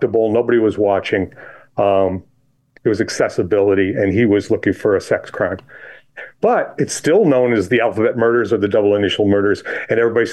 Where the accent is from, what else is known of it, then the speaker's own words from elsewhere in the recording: Chili, New York, United States; I grew up in Chile, New York, which is south of Rochester, end of a dirt road.